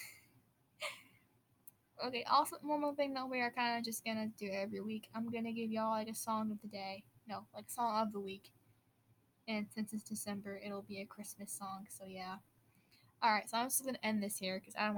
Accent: Wisconsin, United States; I'm from Wisconsin, so I do say "ope" a lot

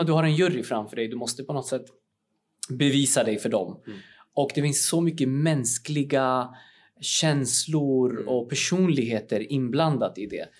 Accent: Uppsala, Uppsala County, Sweden; jag är ju från Uppsala ursprungligen

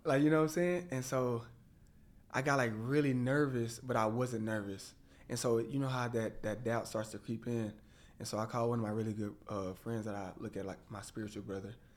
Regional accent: Waco, Texas, United States; moved away as an adult; now in Dallas, United States; I was growing up in Waco, Texas

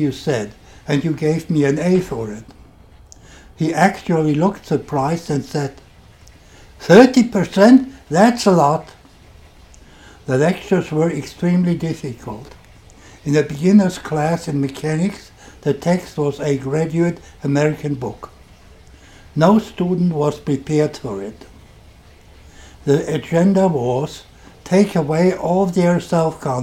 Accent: Germany; accent: German; English is a second language; You can hear from my accent that I'm German

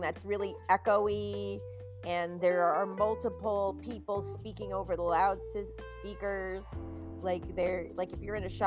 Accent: New Jersey, United States; now in California, United States; I'm born and raised in New Jersey

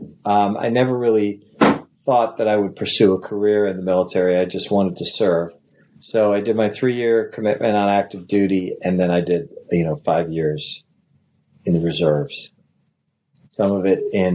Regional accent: Washington, District of Columbia, United States; also born or lived in New York; I grew up in Washington, D.C., in the suburbs of Washington, D.C., went to high school in D.C.

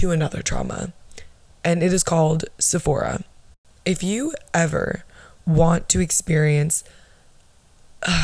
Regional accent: Orlando, Florida, United States; I'm from Florida. I'm from Orlando, Arnold Palmer Hospital, born August 11th, 1999

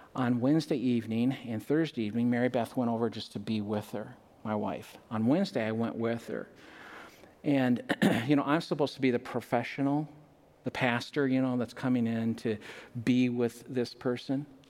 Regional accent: Minnesota, United States; we're Minnesotans.

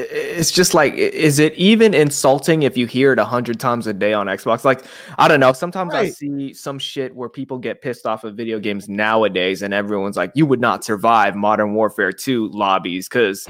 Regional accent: the Bay Area, California, United States; I'm from the Bay

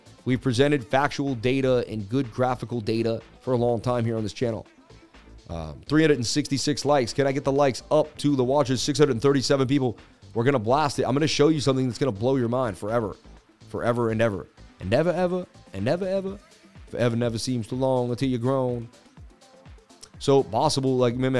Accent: Massachusetts, United States; I was born in Massachusetts where we do it all

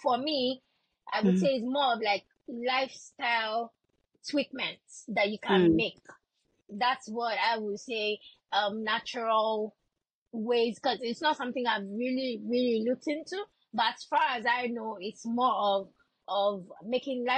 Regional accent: Lagos, Nigeria; I grew up in a place called Surulere in Lagos.

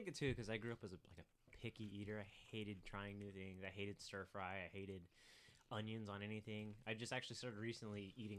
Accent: the Valley, Arizona, United States; growing up in the Valley, I was always going to baseball games to watch the Diamondbacks.

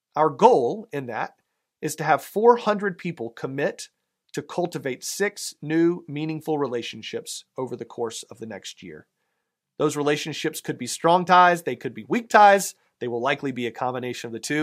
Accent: the South, United States; accent: southern; my southern accent

